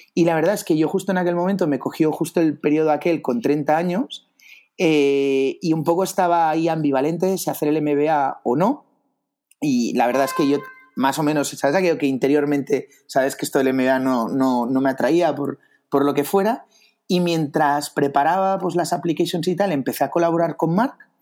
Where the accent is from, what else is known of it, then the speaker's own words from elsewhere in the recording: Barcelona, Catalonia, Spain; yo, soy de Barcelona, eh, del 84.